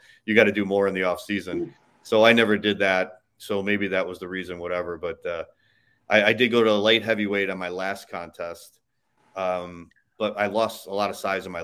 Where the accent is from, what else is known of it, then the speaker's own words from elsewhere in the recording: Chicago, Illinois, United States; moved away as an adult; now in Tampa, United States; I grew up in Chicago. I moved out here about 12 years ago